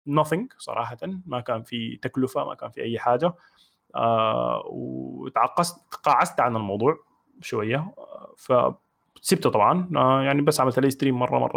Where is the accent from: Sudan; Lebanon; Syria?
Sudan; Tuti Island, Khartoum; also born or lived in United Arab Emirates; now in Abu Dhabi, United Arab Emirates; عمري 30 سنه مواليد 1990 آه، سوداني من جزيره توتي من مواليد دوله الامارات واسكن حاليا في ابو ظبي